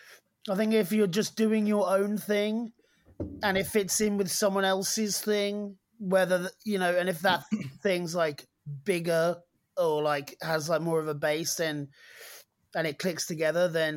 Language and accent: English; East Anglia, East of England, United Kingdom; I'm from East Anglia